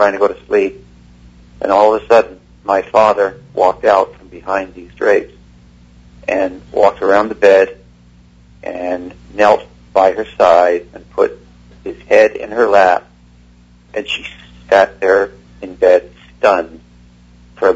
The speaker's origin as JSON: {"language": "English", "town": "Toronto", "region": "Ontario", "country": "Canada", "tie": "born or raised there", "also_born_or_lived": "England", "moved": "yes", "said": "I grew up in Toronto, Canada. I was born in England. I grew up in Toronto, Canada"}